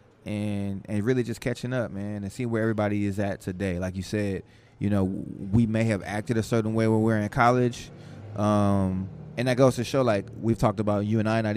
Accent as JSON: {"language": "English", "town": "New Orleans", "region": "Louisiana", "country": "United States", "tie": "born or raised there", "moved": "yes", "said": "I was born in New Orleans"}